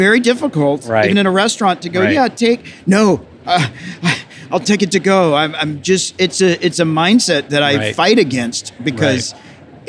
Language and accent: English; Tennessee, United States; I'm from Tennessee